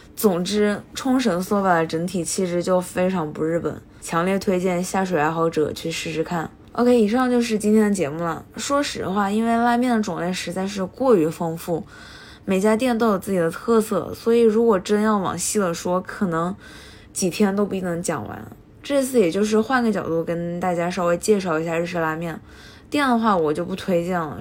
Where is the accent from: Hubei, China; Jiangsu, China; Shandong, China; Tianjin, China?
Hubei, China; 身为一个湖北人，听到碱水面这三个字的时候， D N A 都动了